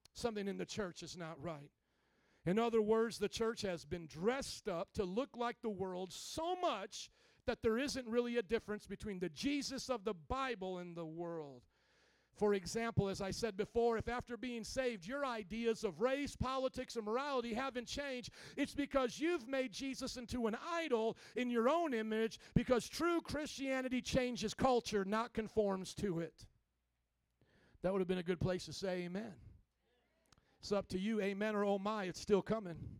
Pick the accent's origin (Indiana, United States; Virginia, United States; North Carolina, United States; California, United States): Indiana, United States; Fort Wayne; moved away as an adult; now in Chicago, United States; when I was brought up in Indiana, Fort Wayne, small town of Indiana, by the cornfields there